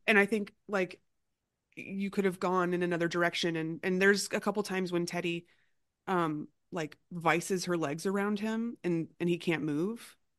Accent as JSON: {"language": "English", "region": "Florida", "country": "United States", "said": "I grew up in a home that had guns, you know, and I'm, I'm from Florida"}